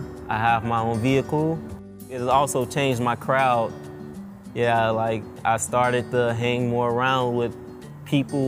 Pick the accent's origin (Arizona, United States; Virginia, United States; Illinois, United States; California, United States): Illinois, United States; Chicago; I was raised on the south side of Chicago